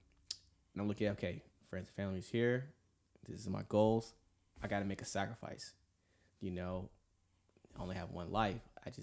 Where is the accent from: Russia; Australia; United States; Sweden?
United States; Atlanta, Georgia; moved away; also born or lived in California; So I was born and raised in Atlanta, Georgia, and so I'm 26 right now, you know, part of the United States Navy. I'm a CS culinary specialist there, and live here for 7 years in California.